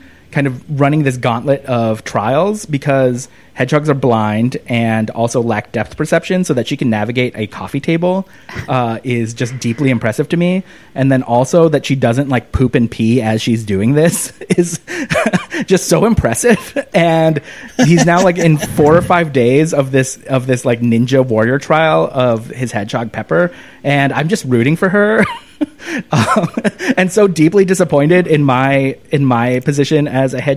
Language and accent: English; Orange County, California, United States; moved away as an adult; also born or lived in Chicago; a gay brown kid in Orange County, California